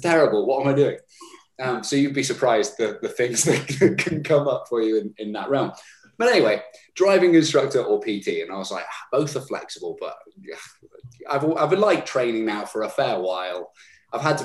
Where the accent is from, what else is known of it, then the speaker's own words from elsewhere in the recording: Herefordshire, West Midlands, United Kingdom; moved away as an adult; also born or lived in London; Moved back to my hometown of Herefordshire